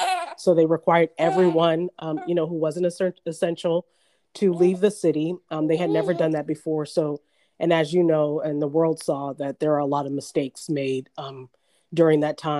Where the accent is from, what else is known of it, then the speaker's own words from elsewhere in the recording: Orange County, California, United States; also born or lived in New Orleans; And I had just never seen that growing up in Orange County.